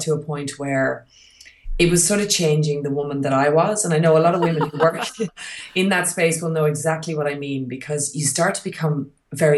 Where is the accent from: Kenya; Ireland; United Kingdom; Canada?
Ireland; moved away; move back to Europe, where I'm obviously from. I'm Irish and my husband is Hungarian.